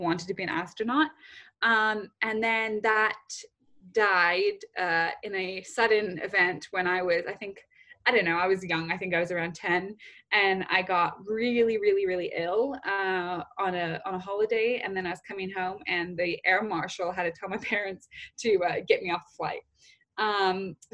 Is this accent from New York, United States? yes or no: no; Bellevue, Washington, United States; also born or lived in Southern California / Rome; now in London, United Kingdom; I grew up in Seattle, Washington, just right outside of Seattle, in a little area called Bellevue